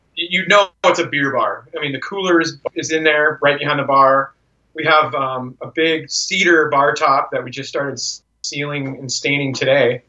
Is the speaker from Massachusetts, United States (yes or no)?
no; Vancouver, Washington, United States; also born or lived in Portland, Oregon; I grew up here in Vancouver.